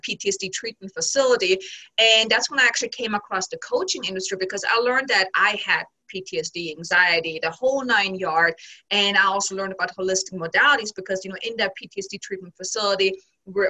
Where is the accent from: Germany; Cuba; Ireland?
Germany; moved away as an adult; originally I'm from Germany and I came here with my now ex-husband back in 2006